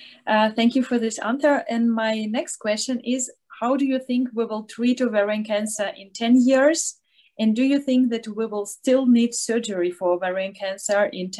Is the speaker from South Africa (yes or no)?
no; Ukraine; moved away as an adult; also born or lived in Austria; now in Innsbruck, Austria; I'm originally from Ukraine, but I studied in Austria, and then I started to work also in Austria.